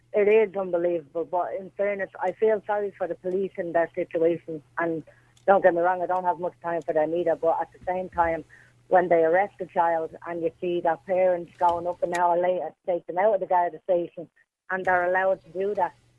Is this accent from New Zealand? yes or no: no; Dublin, Leinster, Ireland; I was born and bred in Ballymun.